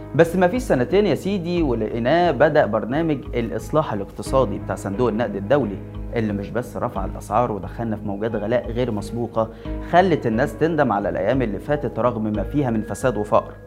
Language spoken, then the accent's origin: Arabic; Egypt; عندنا في مصر